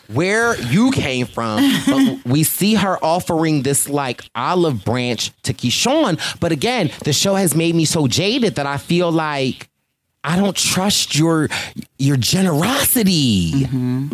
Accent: Philadelphia, Pennsylvania, United States; I'm from Philly.

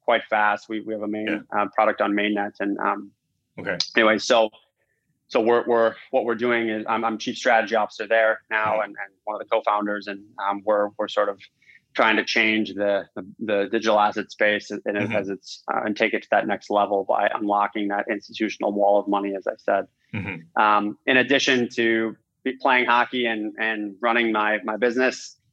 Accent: Minnesota, United States; moved away; also born or lived in Iowa; My background, quickly is I grew up in the Midwest. I'm from Minnesota originally.

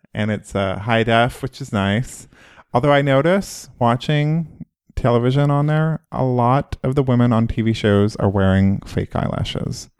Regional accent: Oklahoma, United States; moved away; I'm from Oklahoma.

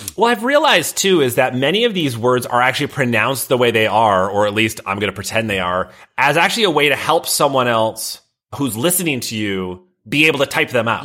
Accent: Midwest, United States; now in Boston, United States; I'm from the Midwest

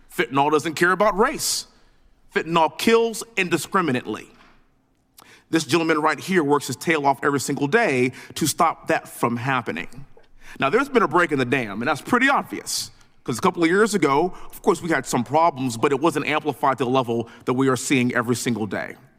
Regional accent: Texas, United States; born and raised in Texas, living in Houston

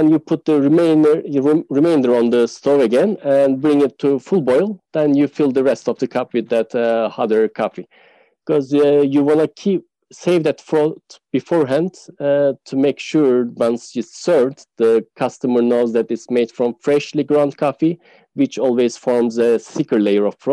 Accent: Turkey

